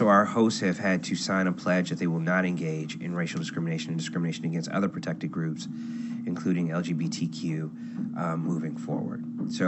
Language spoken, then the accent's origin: English; Cleveland, Ohio, United States; moved away as an adult; also born or lived in Chicago; I was born and raised in Cleveland, and I went to University of Chicago undergrad